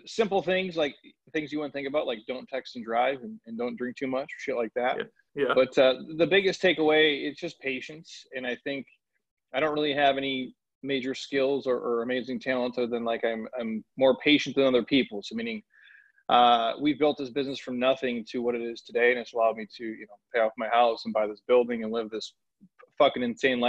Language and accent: English; Minneapolis, Minnesota, United States; I grew up in the Midwest. I'm from Minneapolis